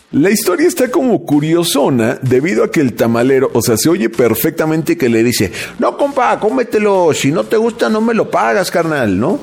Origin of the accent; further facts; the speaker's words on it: Mexico; como ese buen espíritu mexa, ¿no? Que siempre nos ha caracterizado